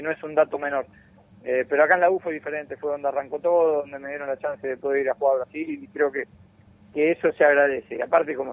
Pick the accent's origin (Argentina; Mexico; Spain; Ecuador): Argentina; moved away as an adult; now in Chile; soy de Argentina y acá llegué a los 24 años